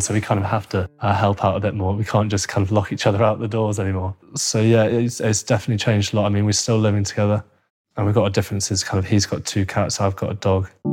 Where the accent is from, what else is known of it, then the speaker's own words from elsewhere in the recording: Cheshire, North West England, United Kingdom; also born or lived in Hounslow, London; We grew up originally in Hounslow. We moved up to Cheshire when we were seven.